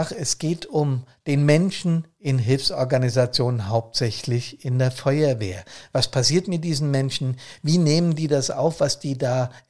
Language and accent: German; Bad Soden, Hesse, Germany; ich habe aus dem Fenster geschaut wie immer und sehe Teile meiner Heimatstadt Bad Soden und viel Grün.